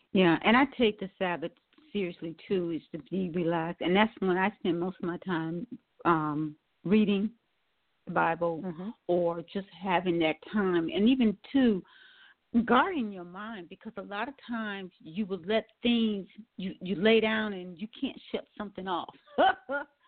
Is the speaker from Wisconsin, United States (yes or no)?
yes; Milwaukee, Wisconsin, United States; now in Atlanta, United States; I now live in mm-hmm. Atlanta, Georgia, and I'm from Milwaukee, Wisconsin.